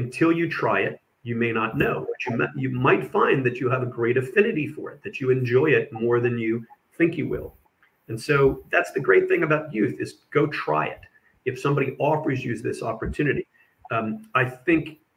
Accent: Texas, United States; first language English; moved away; also born or lived in Indiana; I grew up in Texas and then later in Indiana

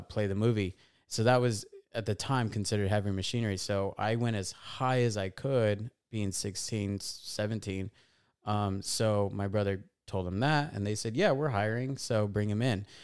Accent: Fontana, California, United States; born and raised in a little town called Fontana, California

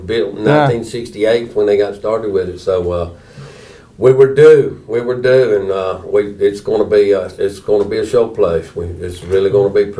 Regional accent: Cold Springs, United States; I'm from Cold Springs, graduated in 1978, played football, basketball, baseball, all the sports, and my kids have went

